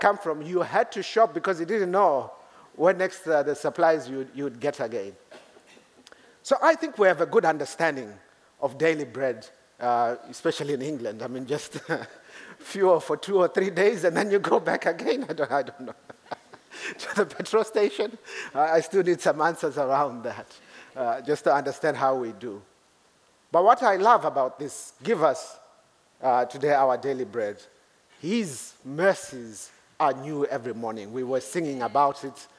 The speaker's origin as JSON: {"language": "English", "country": "Zimbabwe", "moved": "as an adult", "lives_now": "Reading, United Kingdom", "said": "I come from Zimbabwe"}